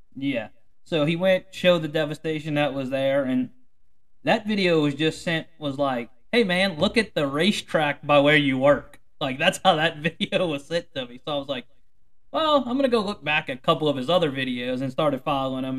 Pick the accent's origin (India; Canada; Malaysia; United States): United States; Mississippi River front, south side of Lake Pontchartrain, Louisiana; I grew up on the Mississippi River front batcher, and we really we were on the south side of Lake Pontchartrain